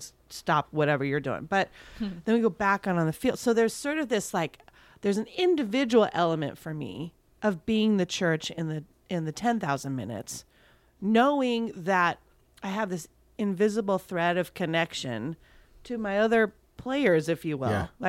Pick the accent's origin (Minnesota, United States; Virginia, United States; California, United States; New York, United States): California, United States; Thousand Oaks; They did training camp where I grew up in Thousand